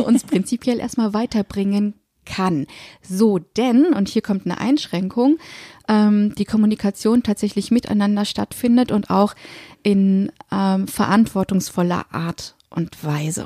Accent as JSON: {"language": "German", "country": "Germany", "tie": "born or raised there", "said": "Und jetzt bin ich hier noch im dritten, im Deutschen, als gebürtige Deutsche"}